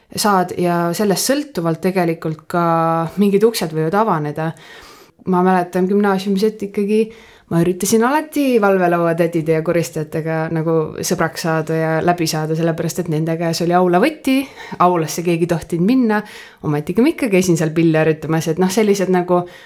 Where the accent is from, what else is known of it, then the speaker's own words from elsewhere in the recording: Põltsamaa, Jõgeva County, Estonia; moved away as an adult; ma olen Põltsamaalt